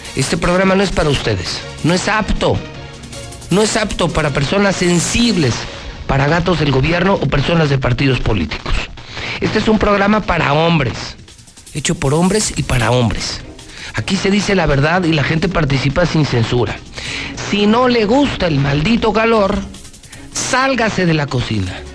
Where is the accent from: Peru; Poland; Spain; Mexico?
Mexico; Aguascalientes; soy de Aguascalientes